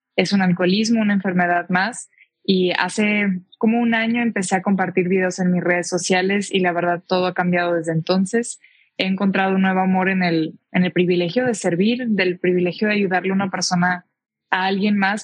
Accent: Tijuana, Baja California, Mexico; moved away as an adult; now in Mexico City, Mexico; soy de Tijuana, me crié yo allá

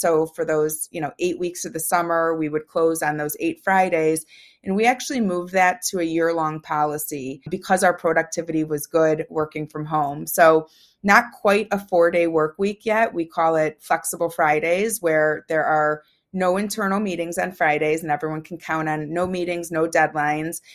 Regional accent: Chicago, Illinois, United States; I was raised in the suburbs of Chicago.

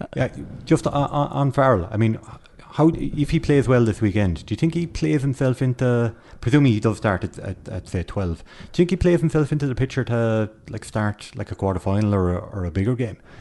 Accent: Kerry, Munster, Ireland; now in Dublin, Ireland; I am from Kerry. I'm like a fish out of water.

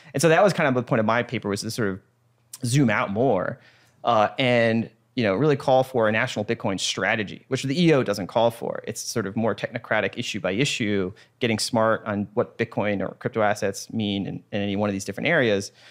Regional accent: United States; I'm an American.

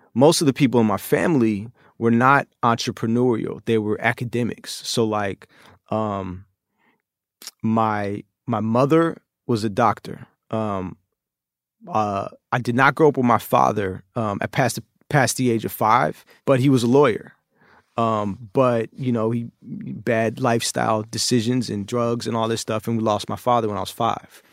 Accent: Oakland, California, United States; moved away as an adult; also born or lived in China; the chaos in my early life growing up in Oakland

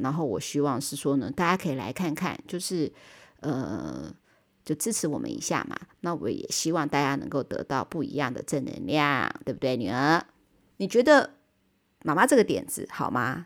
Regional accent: Taiwan; 日本永远都是我们台湾人的后花园

